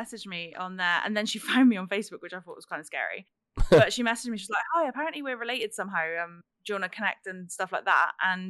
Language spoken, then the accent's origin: English; England, United Kingdom; moved away as an adult; now in United States; I'm English, living in America.